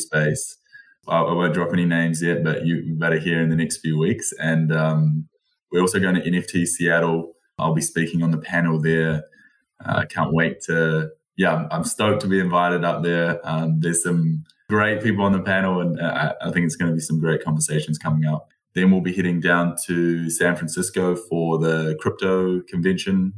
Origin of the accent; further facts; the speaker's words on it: New Zealand; I've only lived in New Zealand